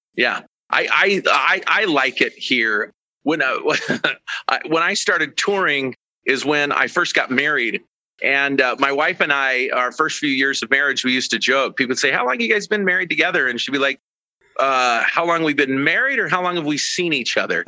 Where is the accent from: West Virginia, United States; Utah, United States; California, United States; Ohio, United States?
Utah, United States; Ogden; And that's where I'm also from. I'm also from Ogden, Utah